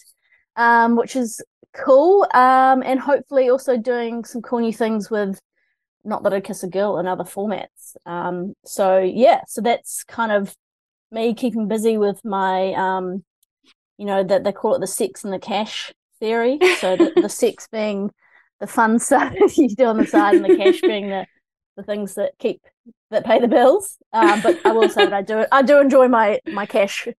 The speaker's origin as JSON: {"language": "English", "town": "Christchurch", "region": "Canterbury", "country": "New Zealand", "also_born_or_lived": "Otago", "moved": "as an adult", "lives_now": "Auckland, New Zealand", "said": "I'm from Christchurch originally"}